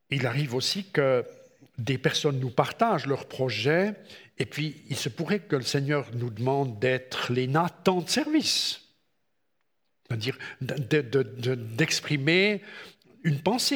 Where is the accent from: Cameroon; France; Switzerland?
Switzerland; chez nous en Suisse